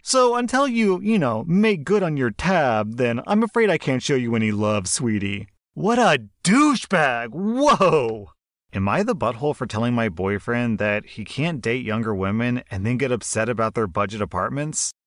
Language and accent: English; United States; I'm American